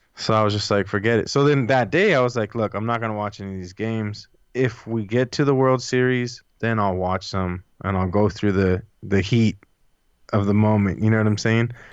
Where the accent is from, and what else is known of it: Los Angeles, California, United States; born or raised there